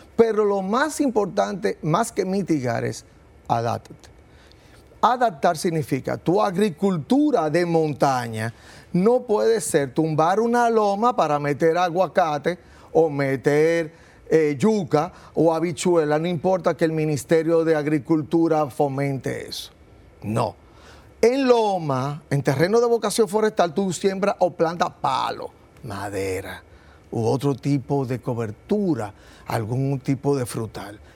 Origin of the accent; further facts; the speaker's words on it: Dominican Republic; Somos una isla, somos caribeños